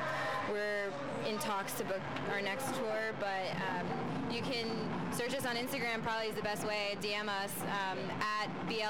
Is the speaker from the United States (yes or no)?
yes; Virginia, United States; So I am originally from Northern Virginia.